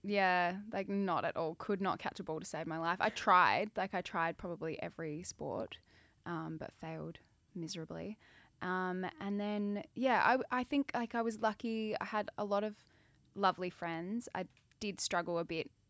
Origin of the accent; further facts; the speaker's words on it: Adelaide, South Australia, Australia; I grew up in Adelaide